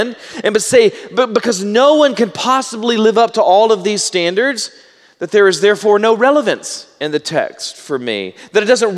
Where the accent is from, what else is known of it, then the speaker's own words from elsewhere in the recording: Baytown, Texas, United States; I'm from Baytown, and so if I mispronounce it, I know the correct pronunciation. I'm just from Southeast Texas, and so I pronounce words incorrectly.